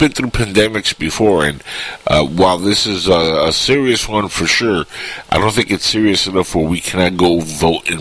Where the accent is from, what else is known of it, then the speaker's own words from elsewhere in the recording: Cuba; now in United States; I'm Cuban, and sadly, I can never run for president because I was born in Cuba